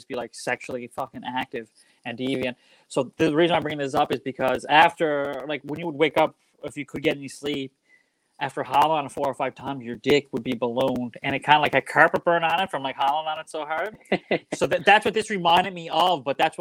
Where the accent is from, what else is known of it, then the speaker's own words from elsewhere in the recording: Waterford, Nova Scotia, Canada; moved away as an adult; also born or lived in Alberta; now in Vancouver, Canada; I'm from the Waterford, Cape Breton